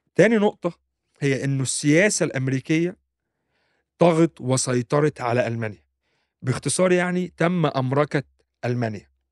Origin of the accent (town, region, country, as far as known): Egypt; now in Germany